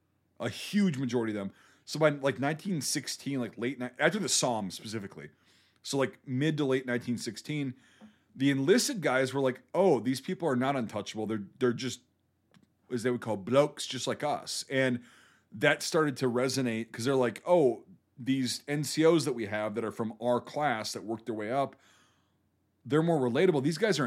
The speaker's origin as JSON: {"language": "English", "country": "United States", "said": "I'm an American."}